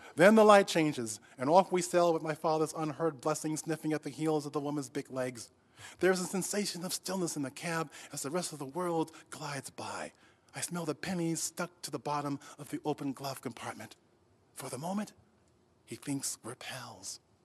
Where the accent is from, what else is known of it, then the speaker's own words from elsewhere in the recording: Rochester, New York, United States; when I grew up, um, in Rochester, New York, um, I actually was growing up in the South